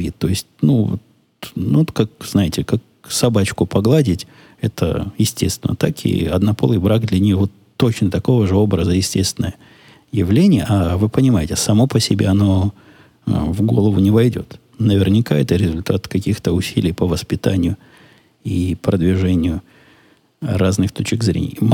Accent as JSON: {"language": "Russian", "country": "Ukraine", "lives_now": "United States", "said": "Я из Украины, у нас тоже довольно приличный размер. Но вы знаете, мы тут в Америке, у нас тут расстояния большие, машины с большими моторами, большие дома."}